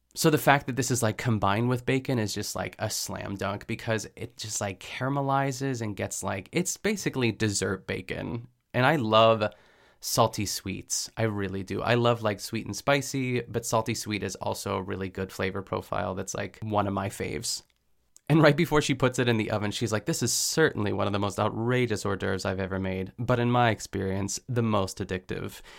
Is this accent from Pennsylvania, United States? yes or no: yes; Pittsburgh, Pennsylvania, United States; I'm from Pittsburgh, too, so we would go to, I think, like, the furthest we went, it was called, like, Meadowcroft Village